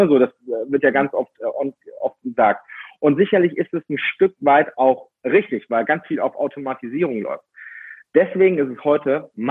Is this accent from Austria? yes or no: yes; Austria; Und ich komme aus Österreich und dort haben wir einige Berge